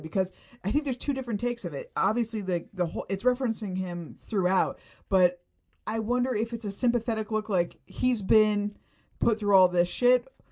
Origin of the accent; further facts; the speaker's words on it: Florida, United States; I grew up in Florida and I went to Disney a lot